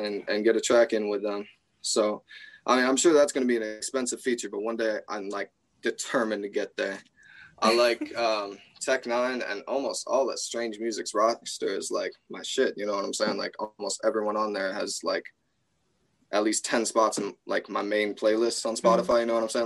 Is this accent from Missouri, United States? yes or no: no; Traverse City, Michigan, United States; I'm from Traverse City, Michigan